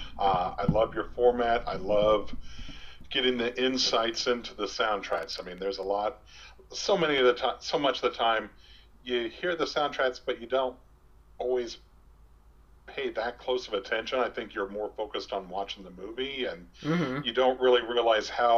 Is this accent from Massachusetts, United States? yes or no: no; Omaha, Nebraska, United States; I grew up in Omaha